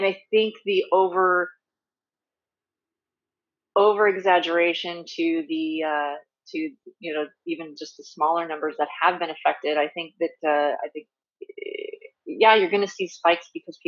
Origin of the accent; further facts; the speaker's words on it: Redondo Beach, California, United States; also born or lived in Orange County / Corona; I was born in Redondo Beach and spent all my life out here, but, you know, in different parts of Southern California